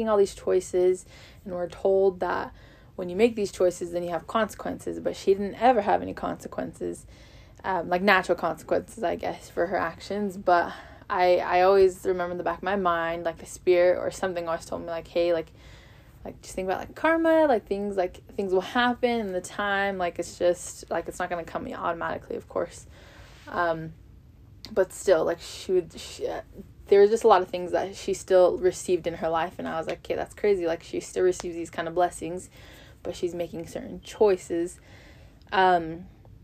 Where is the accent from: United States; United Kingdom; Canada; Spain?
United States; Las Vegas, Nevada; moved away as an adult; now in Virginia, United States; I'm originally from Las Vegas, Nevada, and I currently attend Southern Virginia University.